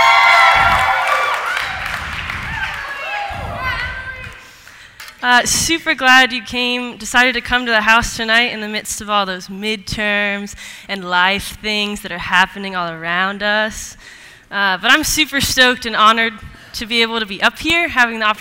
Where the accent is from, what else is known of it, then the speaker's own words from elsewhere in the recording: Los Altos, California, United States; moved away as an adult; also born or lived in Seattle, Washington; I grew up in Los Altos, California.